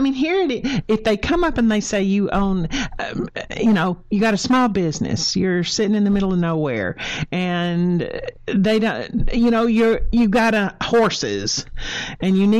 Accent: Texas, United States; I'm from Texas

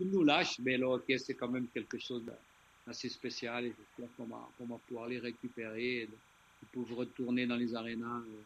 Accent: Switzerland; chez nous en Suisse

